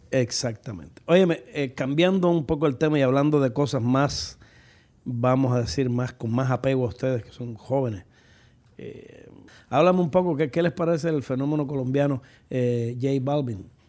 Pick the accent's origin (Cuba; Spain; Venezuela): Cuba; moved away as an adult; now in United States; si a mis años me hubiese llegado el la condena de haber tenido que permanecer en mi país, pues yo no sé qué hubiese sido de mis hijas